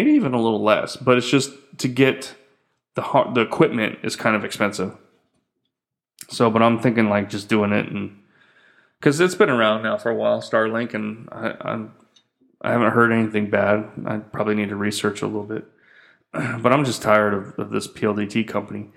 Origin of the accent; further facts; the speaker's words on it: United States; moved away as an adult; now in Philippines; I'm an American